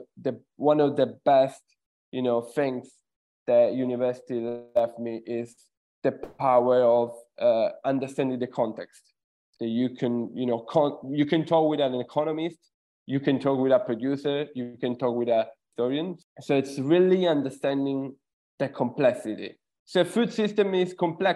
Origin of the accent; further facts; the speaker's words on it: Sicily, Italy; moved away; I'm originally from Sicily, Italy